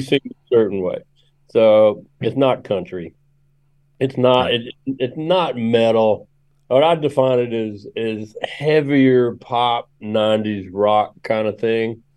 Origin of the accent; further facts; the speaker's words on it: Memphis, Tennessee, United States; I grew up in Memphis, and I grew up playing drums in a in a racially mixed gospel band